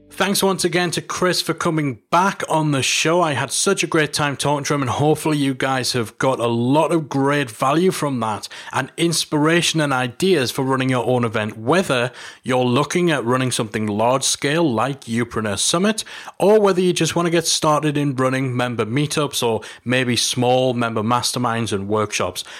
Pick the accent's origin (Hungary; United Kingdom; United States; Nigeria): United Kingdom; here in my home country, in London.